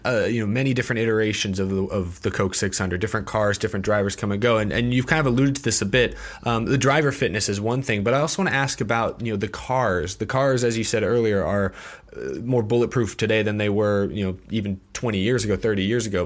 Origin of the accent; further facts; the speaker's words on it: Houston, Texas, United States; I'm from Houston